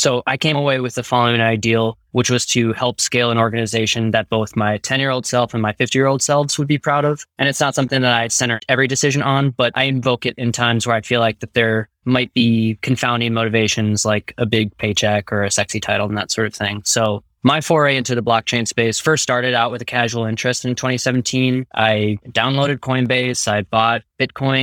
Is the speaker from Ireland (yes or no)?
no; Minnesota, United States; now in Berkeley, United States; I'm originally from Minnesota and now live in Berkeley with my partner